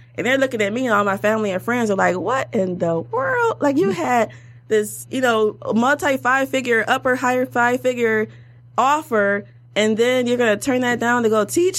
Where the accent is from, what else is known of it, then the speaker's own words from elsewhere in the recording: Detroit, Michigan, United States; also born or lived in Washington, D.C.; I'm a, from Detroit, born and raised in Detroit